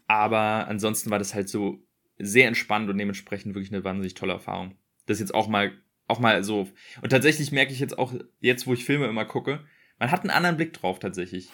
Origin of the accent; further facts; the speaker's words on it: Berlin, Germany; ich bin in Berlin groß geworden.